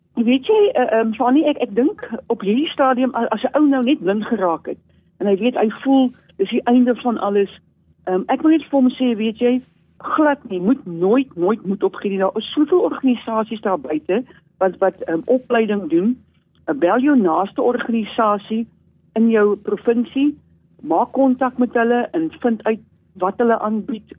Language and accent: Afrikaans; Eastern Cape, South Africa; ek is so in, ehm, in baie lank terug gebore, ja, 1963 aan die Ooskaap